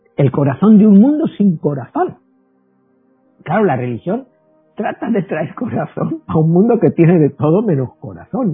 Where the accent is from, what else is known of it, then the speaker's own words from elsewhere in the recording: Spain; moved away; yo vengo de España